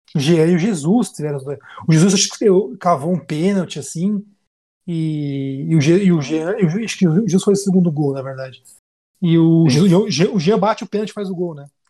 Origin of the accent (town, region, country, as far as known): Brazil; also born or lived in Vevey, Switzerland